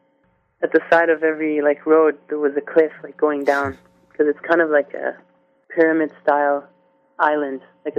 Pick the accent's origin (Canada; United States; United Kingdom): Canada; Brantford, Ontario; also born or lived in Toronto; I was born in Canada, in North York, Toronto. And I think we lived in Toronto for a few years, and then we moved to Brantford, Ontario.